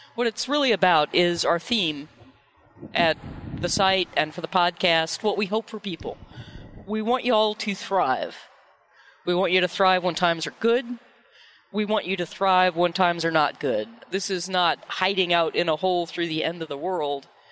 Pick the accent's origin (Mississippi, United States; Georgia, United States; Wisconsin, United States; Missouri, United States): Missouri, United States; I was born in Missouri